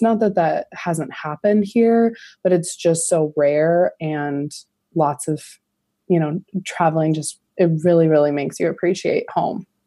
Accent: Montana, United States; Montana's small, it's a small state, and so in my hometown, there's about sixty thousand

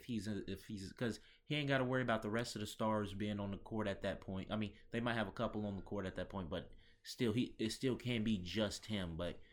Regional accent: Charlotte, North Carolina, United States; they are still in Charlotte, my hometown

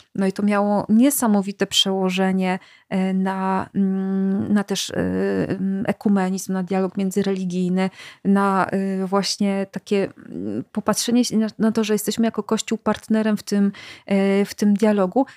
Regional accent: Silesian Voivodeship, Poland; ja akurat jestem ze Śląska

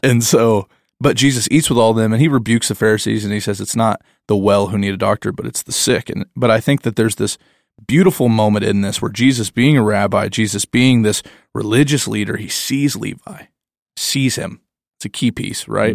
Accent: the Bible Belt, United States; I'm growing up in the Bible Belt

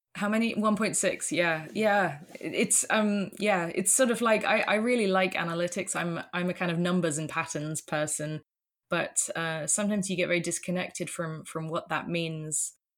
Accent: United Kingdom; moved away as an adult; also born or lived in London; now in Netherlands; I'm British, but, um, about, uh, gosh, seven years ago now, uh, we moved, moved over to the Netherlands

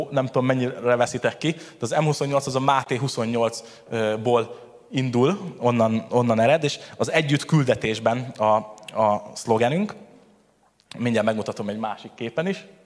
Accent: Tata, Komárom-Esztergom, Hungary; És akkor, ahogy elhangzott már, igazából Tatáról jöttem

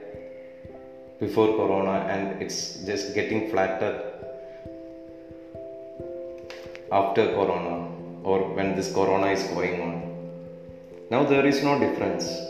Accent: Kerala, India; I'm from Kerala, God's own country in India

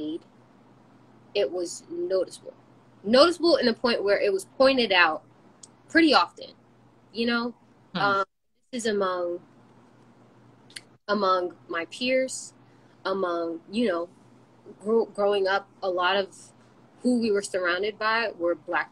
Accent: United States; we're from America, yes, or raised in America

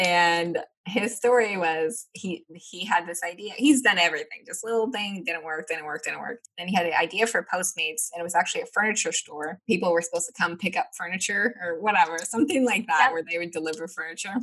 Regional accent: Nebraska, United States; I'm from Nebraska

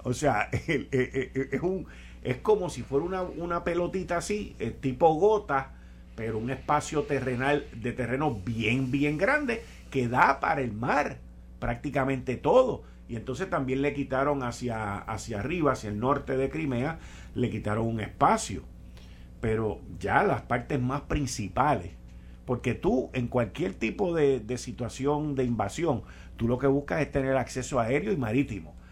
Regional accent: Puerto Rico

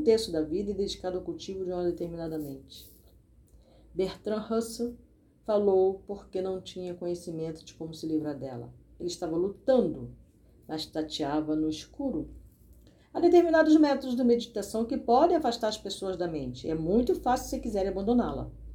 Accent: Brazil; Eu não nasci no Brasil por um acaso acidentalmente

